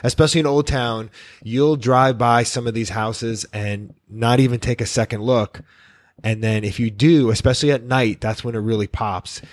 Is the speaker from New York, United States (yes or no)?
yes; New York, United States; also born or lived in Miami; now in Key West, United States; I'm a New Yorker